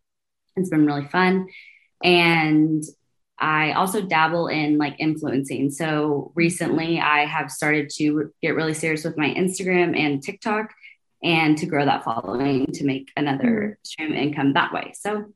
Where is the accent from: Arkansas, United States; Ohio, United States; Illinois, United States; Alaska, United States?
Arkansas, United States; Fayetteville; So I grew up in Fayetteville, Arkansas. It is the number three place to live in the country. And so that's why my mom chose to raise us there.